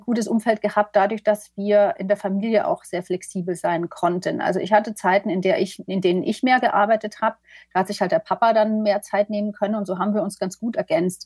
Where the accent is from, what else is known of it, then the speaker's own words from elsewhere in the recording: eastern Germany, Germany; moved away; also born or lived in London; ich komme ja selber aus dem Osten ursprünglich